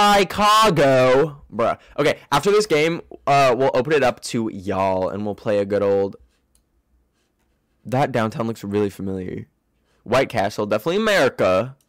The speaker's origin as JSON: {"language": "English", "country": "Canada", "said": "I am from Canada."}